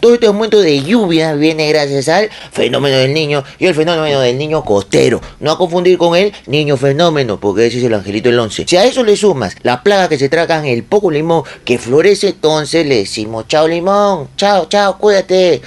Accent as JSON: {"language": "Spanish", "country": "Peru", "said": "nosotros los peruanos"}